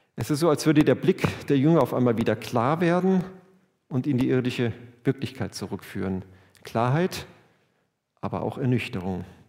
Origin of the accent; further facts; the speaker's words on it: Germany; wir sind Deutsche